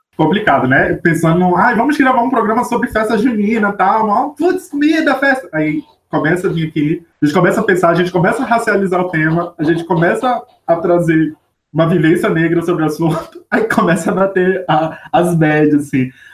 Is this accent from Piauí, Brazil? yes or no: no; Manaus, Amazonas, Brazil; moved away; na minha terra a gente chama de canjica, lá para Manaus.